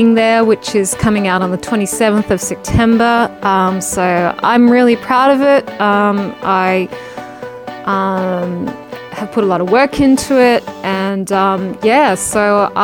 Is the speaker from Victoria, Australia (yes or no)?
yes; Melbourne, Victoria, Australia; in Melbourne, my hometown